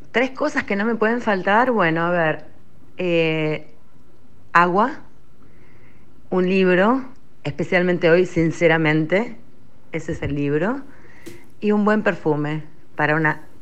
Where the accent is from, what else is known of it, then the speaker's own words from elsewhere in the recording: Buenos Aires, Argentina; Hola chicos … de Floresta.